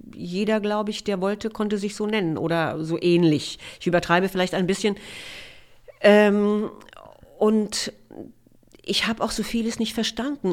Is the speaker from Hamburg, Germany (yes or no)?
no; Ribnitz-Damgarten, Mecklenburg-Vorpommern, Germany; moved away as an adult; also born or lived in Rostock / Erfurt / Weimar; now in Berlin, Germany; Da bin ich aufgewachsen